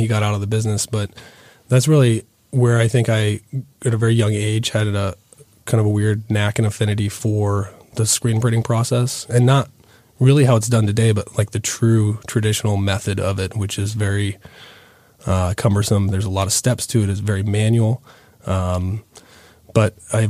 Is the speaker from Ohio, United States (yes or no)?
yes; Athens, Ohio, United States; also born or lived in Portsmouth, Ohio / Columbus, Ohio; I grew up in southern Ohio, southeastern Ohio. I was born in Portsmouth